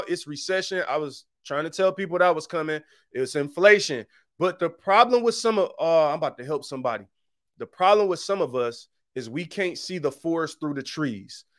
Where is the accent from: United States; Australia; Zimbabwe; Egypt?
United States; Detroit, Michigan; I'm from Seven Mile